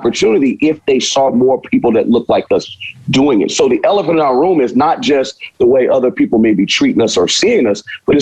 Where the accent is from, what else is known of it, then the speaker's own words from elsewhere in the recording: Houston, Texas, United States; moved away as an adult; also born or lived in Villanova, Pennsylvania; now in California, United States; I'm from Houston and I'm from a certain demographic and I love where I'm from